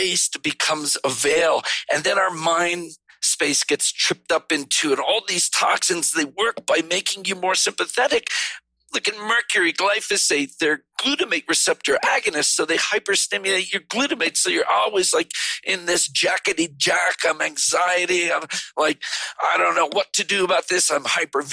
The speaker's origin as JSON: {"language": "English", "region": "East Coast", "country": "United States", "moved": "yes", "said": "I'm from the East Coast."}